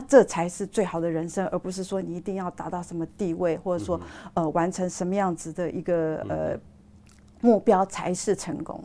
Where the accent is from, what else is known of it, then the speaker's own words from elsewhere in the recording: Taiwan; 我们台湾人